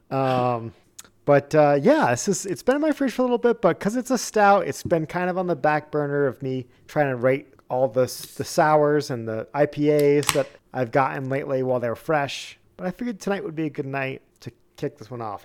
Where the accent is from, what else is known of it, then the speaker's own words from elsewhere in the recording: New England, United States; moved away; growing up in New England